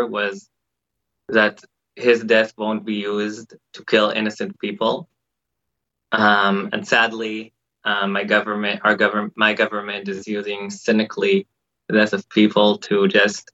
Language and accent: English; Petah Tikva, Central District, Israel; we grew up together in Petah Tikva, which is the city next to Jerusalem, next to Tel Aviv